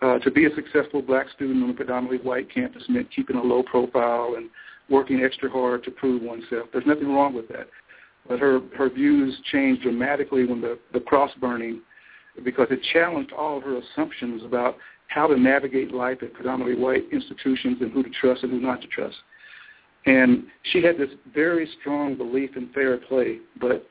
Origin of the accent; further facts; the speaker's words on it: Missouri, United States; moved away as an adult; also born or lived in Wisconsin; now in Madison, United States; I'm originally from Missouri.